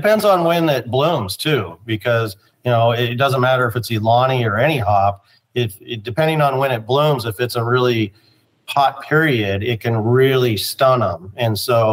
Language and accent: English; Spokane, Washington, United States; now in Yakima, United States; I'm from Spokane, but I've been in Yakima since 1990.